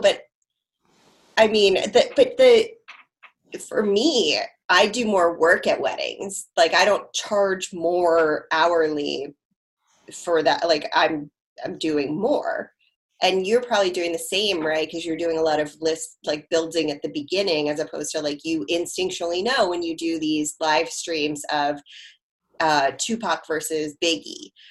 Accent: Harford County, Maryland, United States; I grew up in like Harford County, Maryland

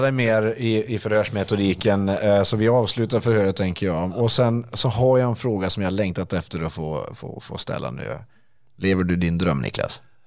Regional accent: Dalarna County, Sweden; also born or lived in Stockholm; now in Örebro, Sweden; jag är ju inte urnärking själv, jag är dalmas ursprungligen.

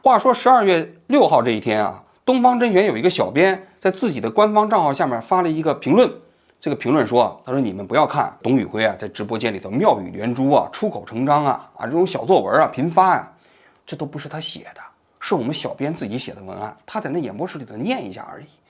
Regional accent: Tongguan, Shaanxi, China; moved away as an adult; 因为我在十八岁之前就是在陕西潼关长大的，所以我听他的口音啊特别亲切

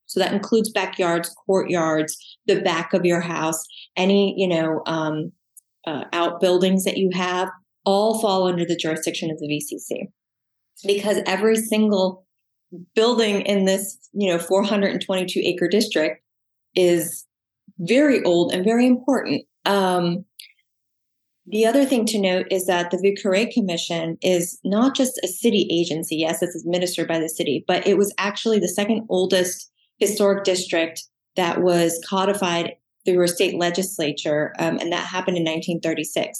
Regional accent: South Florida, United States; also born or lived in Little Rock, Arkansas; now in New Orleans, United States; I'm from South Florida originally

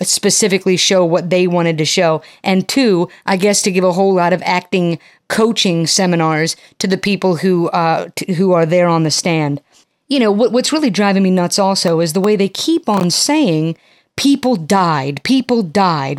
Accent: United States; as an American

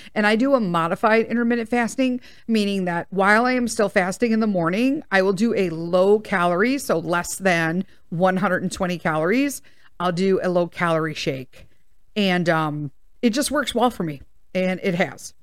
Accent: United States; I'm an American

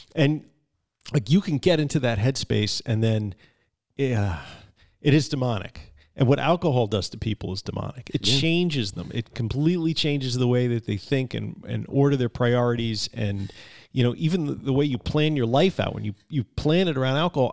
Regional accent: Long Island, New York, United States; I'm from Long Island

